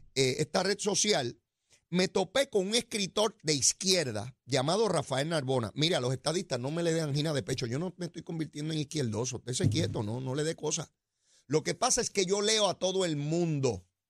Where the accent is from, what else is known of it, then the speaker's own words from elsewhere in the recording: Puerto Rico; yo soy de Puerto Rico